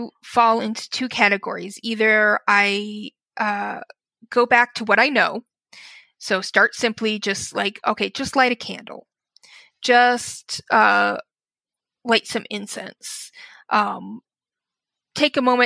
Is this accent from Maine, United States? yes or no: no; Wyoming, United States; moved away; also born or lived in Chicago area, Illinois; I grew up in Wyoming, and I'm back in Wyoming now. And in between that, I ended up living in Illinois, right outside of Chicago